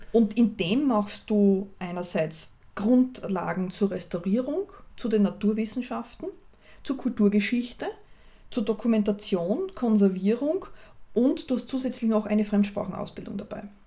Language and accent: German; Austria; bei uns in Österreich